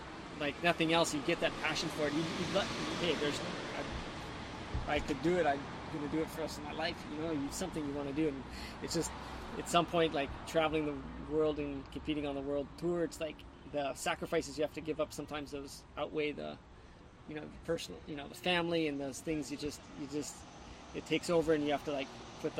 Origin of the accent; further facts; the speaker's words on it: Hawaii, United States; you get to see how lucky you really are growing up in Hawaii